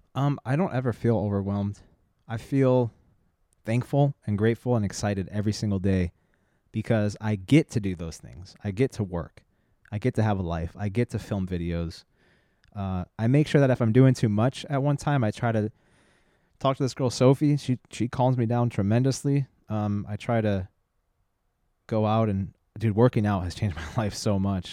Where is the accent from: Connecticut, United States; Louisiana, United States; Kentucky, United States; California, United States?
California, United States; San Diego; also born or lived in La Jolla; I grew up in San Diego and La Jolla